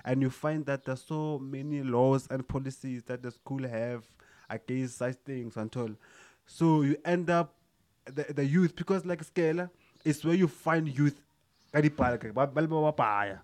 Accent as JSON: {"language": "English", "country": "South Africa", "said": "as South African"}